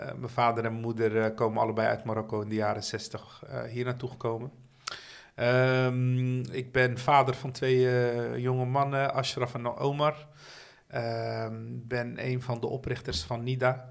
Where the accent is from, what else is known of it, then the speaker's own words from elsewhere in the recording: Rotterdam, South Holland, Netherlands; ik ben opgegroeid in Dashaven